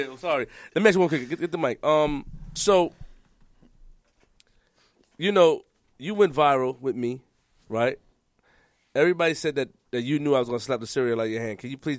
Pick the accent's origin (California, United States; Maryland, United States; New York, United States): New York, United States; New York City; I'm from Queens, nigga. No, nigga. I'm from Queens.